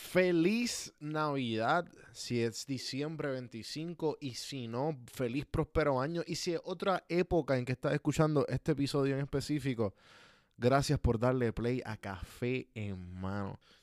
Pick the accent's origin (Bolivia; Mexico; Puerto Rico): Puerto Rico; en Puerto Rico, pues, somos parte, no sé si se conoce la situación de Puerto Rico, que somos parte de Estados Unidos, pero hablamos español